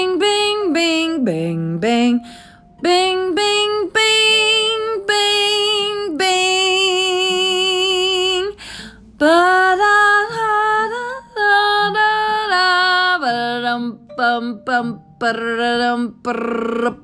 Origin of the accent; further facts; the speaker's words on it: East Coast, United States; now in Minnesota, United States; I don't have a southern accent because I'm from the East Coast and I live in Minnesota